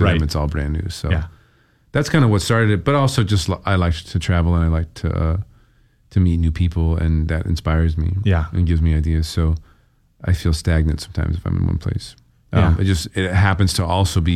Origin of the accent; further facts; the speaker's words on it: California, United States; moved away as an adult; now in Portland, United States; I'm from California originally.